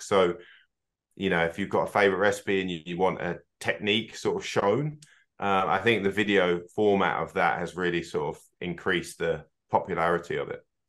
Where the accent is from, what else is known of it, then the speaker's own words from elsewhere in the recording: United Kingdom; moved away as an adult; also born or lived in Scotland (half ancestry) / North America / Australia / New Zealand; our sort of roots of both being from, from the Eng-, U K